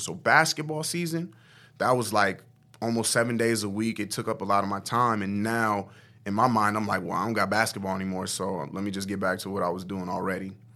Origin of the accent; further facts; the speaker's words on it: Omaha, Nebraska, United States; also born or lived in Norfolk, Nebraska; I'm from Omaha, Nebraska, born and raised, lived there all of my life for the most part.